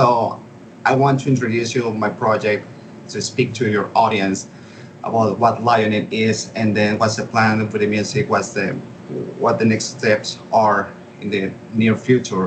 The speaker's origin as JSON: {"language": "English", "town": "Caracas", "region": "Capital District", "country": "Venezuela", "tie": "born or raised there", "said": "I found this college for audio engineering there in my hometown, Caracas, Venezuela"}